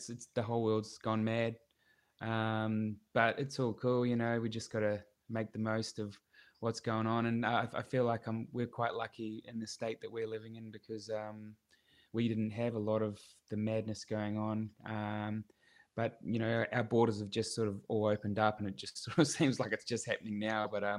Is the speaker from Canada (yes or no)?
no; New Zealand; now in Gold Coast, Australia; little farming town, to the big city in Australia. So that's what that song's about.